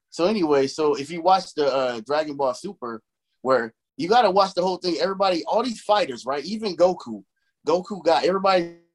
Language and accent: English; Chicago, Illinois, United States; I grew up in Chicago